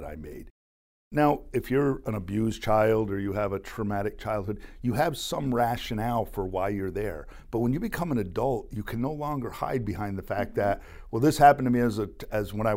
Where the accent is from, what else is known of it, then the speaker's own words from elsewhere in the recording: Plattsburgh, New York, United States; growing up in Plattsburgh, New York, for me, is the air base was here when I was growing up